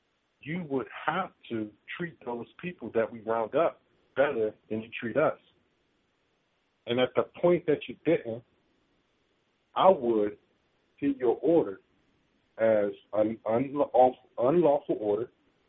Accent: Washington, District of Columbia, United States; now in San Diego, United States; I live in San Diego now. I'm from Washington, D.C.

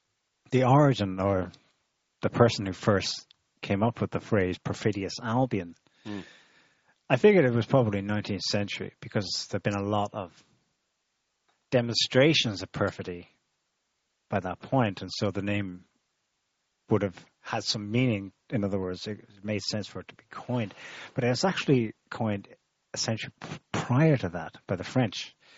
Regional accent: Ireland; because I suppose the reason we're both Irish, but I had not the kind of awareness of my own history that you did, and I was taught in Irish schools.

